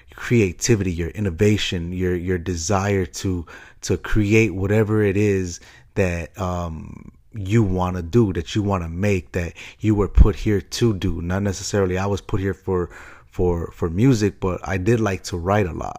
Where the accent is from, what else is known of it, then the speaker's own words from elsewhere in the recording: Chicago, Illinois, United States; moved away; the same hometown that I'm from, Chi Town, Chicago. Uh, love my hometown